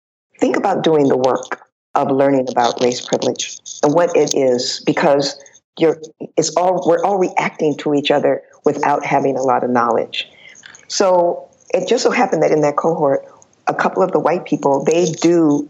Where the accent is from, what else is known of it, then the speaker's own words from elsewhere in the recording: California, United States; I'm American. I'm from California